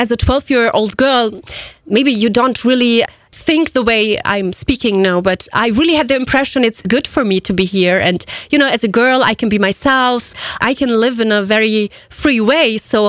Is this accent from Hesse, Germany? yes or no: no; Mannheim, Baden-Württemberg, Germany; English is a second language; And I grew up in Mannheim, in a very known city in Germany, actually, a very multicultural city.